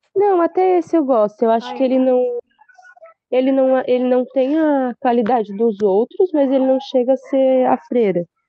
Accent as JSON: {"language": "Portuguese", "area": "the South", "region": "southern Brazil", "country": "Brazil", "said": "a gente aqui em Sul, tenha pele clara e o olho claro"}